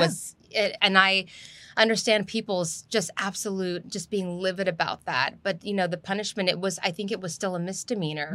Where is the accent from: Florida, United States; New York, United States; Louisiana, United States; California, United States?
California, United States; Southern; moved away as an adult; also born or lived in Los Angeles; now in Houston, United States; the community where I grew up in Southern California